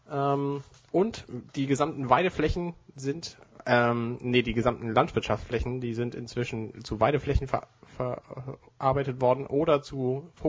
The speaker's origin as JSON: {"language": "German", "region": "Hamburg", "country": "Germany", "said": "Wir sind ja als Hamburger, sind wir ja"}